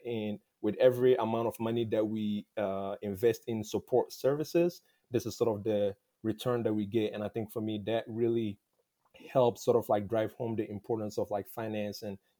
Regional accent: Tarkwa, Western Region, Ghana; moved away as an adult; now in Indianapolis, United States; I currently reside in Indianapolis, Indiana, but I'm originally from Tarkwa in Ghana. I've been in the U.S. for the past 11 years.

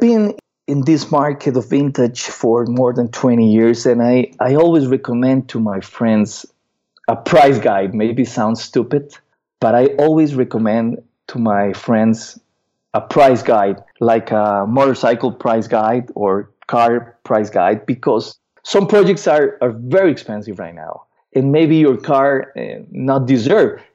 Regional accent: Costa Rica; I'm from Costa Rica.

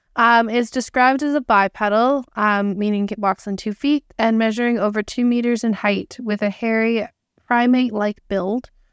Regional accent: Canada; we are Canadian.

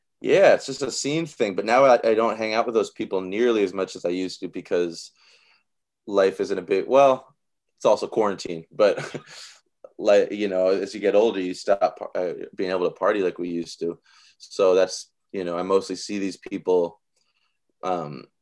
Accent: Seattle, Washington, United States; a place on the corner where I grew up in the Central District on fucking 23rd Union

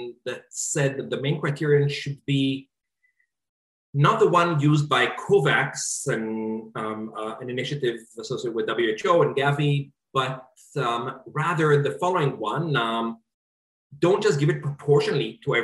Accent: Israel; now in United States; my home country, Israel

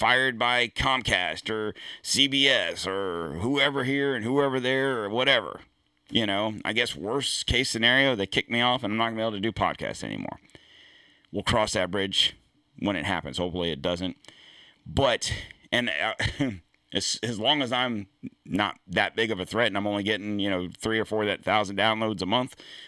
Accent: United States; I'm an American

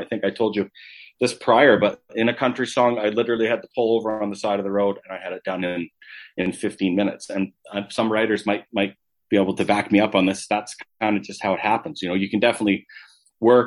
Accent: Calgary, Alberta, Canada; I obviously born and raised in Calgary.

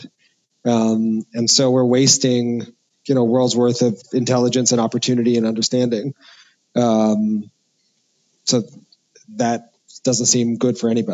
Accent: New York City, New York, United States; I grew up in New York City

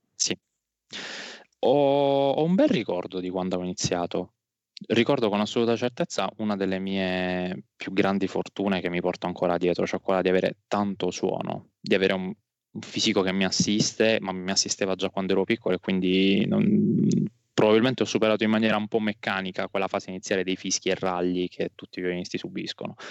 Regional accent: Alberobello, Apulia, Italy; also born or lived in Noci / Bari; ho passato tutta l'infanzia ad Albero Bello, poi dalle scuole superiori mi sono spostato prima a Noci, un paese vicino, poi a Bari

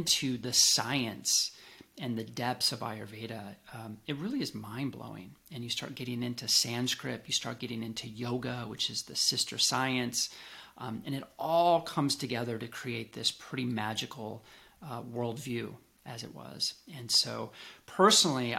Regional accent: Colorado, United States; moved away as an adult; also born or lived in Seattle; I grew up in Colorado in some of the earliest health food stores in the nation

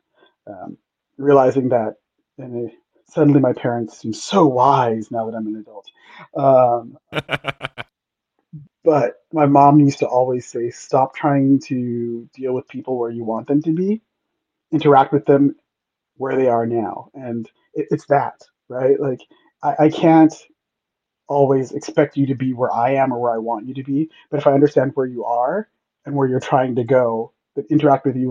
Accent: Los Angeles, California, United States; also born or lived in Santiago, Chile; I was from Los Angeles

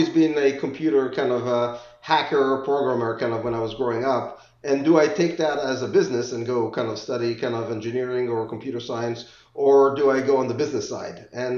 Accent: Israel; moved away as an adult; also born or lived in England; now in United States; So I grew up in Israel, spent some of my years in England, and then moved to the U.S. for grad school.

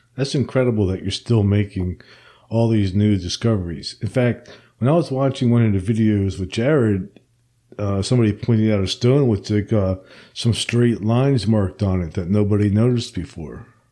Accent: New Jersey, United States; where I grew up in New Jersey

